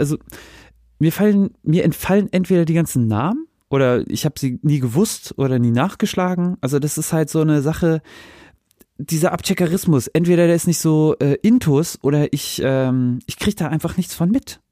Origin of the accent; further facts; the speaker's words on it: Northern Germany, Germany; now in Hesse, Germany; als Kind, ich komme ja auch aus dem Norden